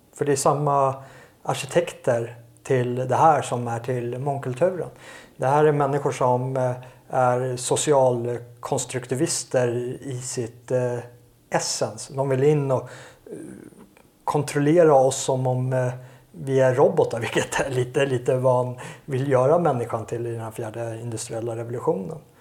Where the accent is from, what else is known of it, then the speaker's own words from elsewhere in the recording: Sweden; jag är ju svensk och jag vill ju bo i Sverige